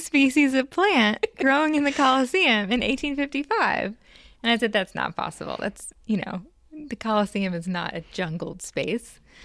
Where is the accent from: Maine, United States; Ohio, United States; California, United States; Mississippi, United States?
Mississippi, United States; Jackson; moved away as an adult; also born or lived in North Carolina; now in New Orleans, United States; I grew up in Jackson, not too far away.